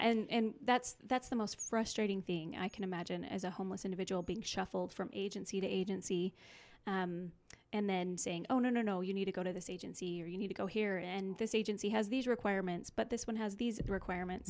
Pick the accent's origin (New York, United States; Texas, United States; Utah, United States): Utah, United States; Cache Valley; I'm actually from Cache Valley